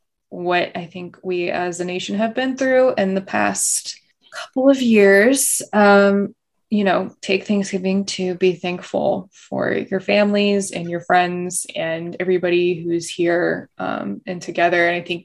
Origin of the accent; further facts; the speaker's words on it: United States; as an American, a modern day American